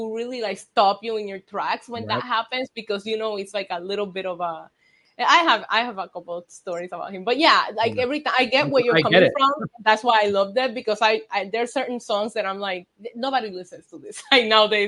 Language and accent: English; Puerto Rico; moved away as an adult; also born or lived in United States; I grew up in Puerto Rico and I lived in Puerto Rico 19 years before I left for the States